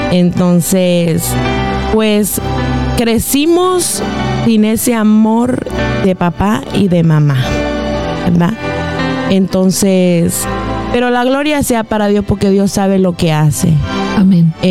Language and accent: Spanish; Honduras; soy de Honduras.